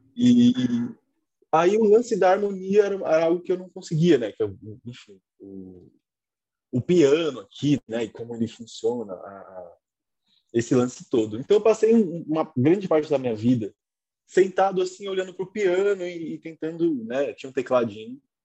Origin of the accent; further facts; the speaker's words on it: São Paulo, Brazil; also born or lived in Lapa, São Paulo; Aí fui para Peru fiquei a minha infância